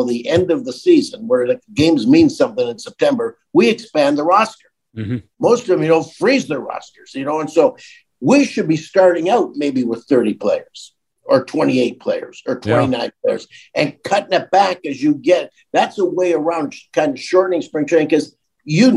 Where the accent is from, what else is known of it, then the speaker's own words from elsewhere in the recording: Welland, Ontario, Canada; you won't have heard of it, so I'll tell you Niagara Falls, but I'm really from Welland